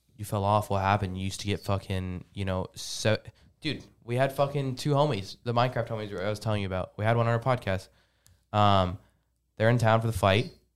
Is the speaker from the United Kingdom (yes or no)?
no; Lebanon; moved away; I'm from Lebanon.